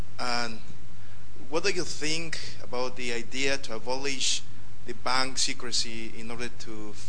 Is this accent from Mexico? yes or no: yes; Mexico; moved away; from Mexico.